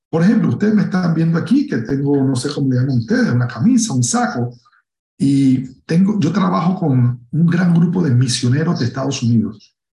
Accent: Panama; yo soy, yo soy negro, eh, en mi país, en Panamá, pues es común, soy una persona común

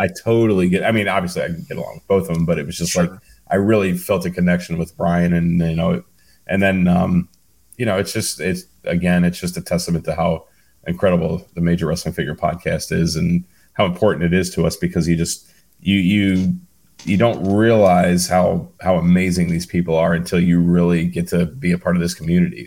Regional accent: Cleveland, Ohio, United States; I'm from Cleveland

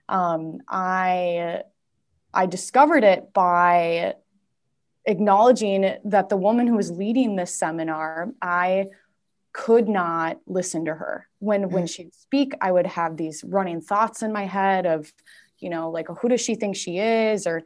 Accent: Saint Paul, Minnesota, United States; um, let's see, I'm from St. Paul, so I'm from the Twin Cities area. Um, I live in Minneapolis now, but I have moved many different times.

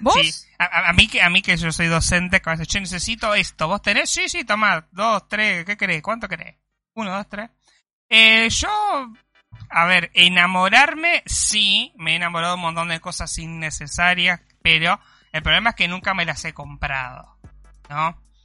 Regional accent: Conurbano, Buenos Aires Province, Argentina; now in Mar del Plata, Argentina; yo soy conurbano y mi sangre eh, tiene esa, ese DNA

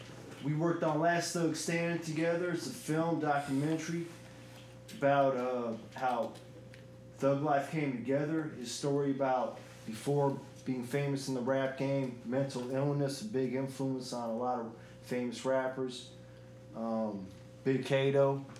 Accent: Englewood, New Jersey, United States; I'm from Jersey, Englewood

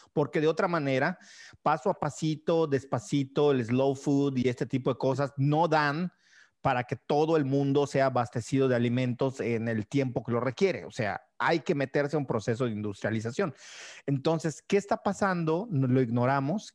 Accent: Mérida, Yucatán, Mexico; moved away as an adult; also born or lived in Zamora, Michoacán; cuando me fui de Mérida a estudiar a Zamora, Michoacán

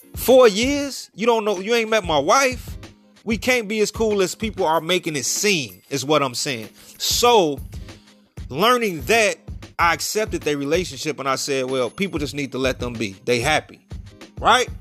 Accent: Chicago, Illinois, United States; I'm from Chicago

